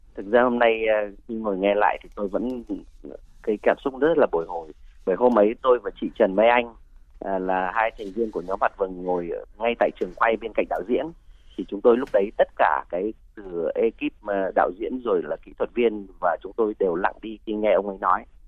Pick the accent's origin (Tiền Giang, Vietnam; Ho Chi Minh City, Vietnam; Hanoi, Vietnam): Ho Chi Minh City, Vietnam; Tôi là người dân Sài Gòn, sinh ra lớn lên ở đây.